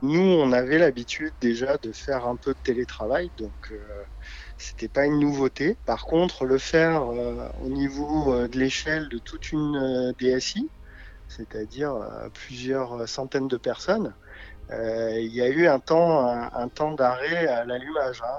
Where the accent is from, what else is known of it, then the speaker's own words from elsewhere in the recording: south of France, France; moved away as an adult; now in Paris region, France; je vis sur euh, la région parisienne depuis 20 ans maintenant. Oui. Mais euh, je suis originaire plutôt du sud de la France